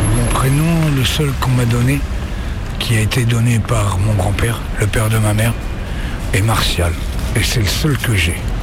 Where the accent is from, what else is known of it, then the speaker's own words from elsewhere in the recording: Le Havre, Normandy, France; moved away; also born or lived in Valmont / Pau / Lyon; Je suis né au Havre, j'étais à Valmont. Et ensuite, euh, je suis allé à Pau